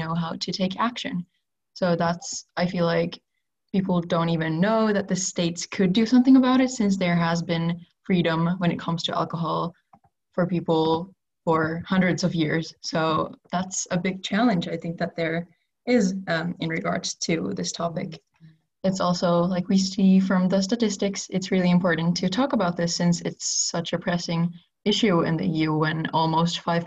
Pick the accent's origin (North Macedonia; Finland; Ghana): Finland; Helsinki, Uusimaa; I come from Helsinki, Finland